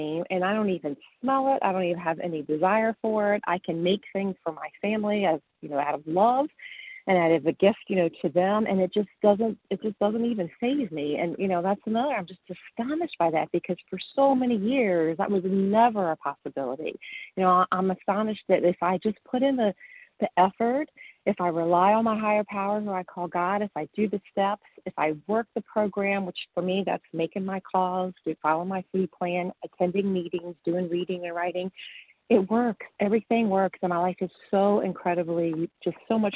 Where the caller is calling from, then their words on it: Western Massachusetts, United States; I'm calling from Western Massachusetts